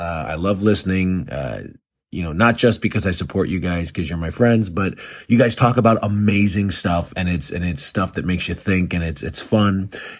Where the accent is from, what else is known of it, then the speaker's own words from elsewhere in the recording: Illinois, United States; I grew up in Chicagoland, South Suburbs. So it's very heavily ingrained in my upbringing as far as pop culture and local lore.